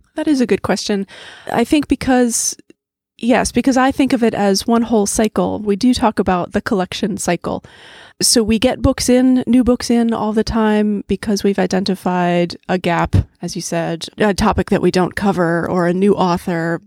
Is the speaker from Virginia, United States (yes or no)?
yes; Charlottesville, Virginia, United States; Growing up in Charlottesville, I loved coming to the Central Library